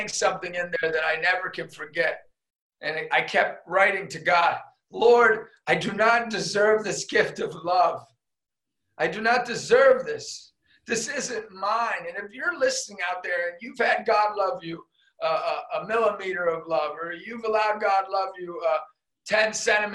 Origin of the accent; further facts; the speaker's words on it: Erie, Pennsylvania, United States; I was a kid from Erie, PA